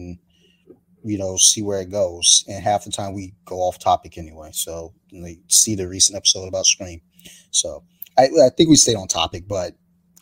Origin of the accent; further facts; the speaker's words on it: Columbia, Maryland, United States; We grew up in Columbia, Maryland